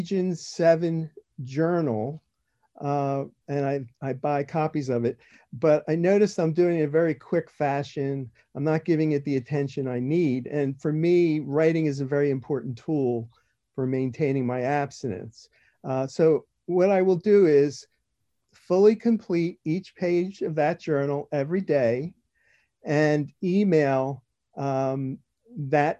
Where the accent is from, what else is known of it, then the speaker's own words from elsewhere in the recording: New Jersey, United States; I am from South Jersey, New Jersey.